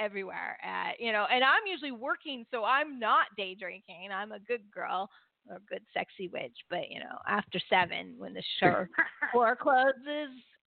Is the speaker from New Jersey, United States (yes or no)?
no; California, United States; Like you and I were Californians. We were raised on Disneyland.